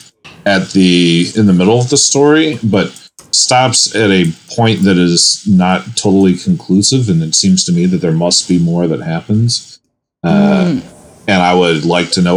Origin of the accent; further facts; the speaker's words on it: United States; as an American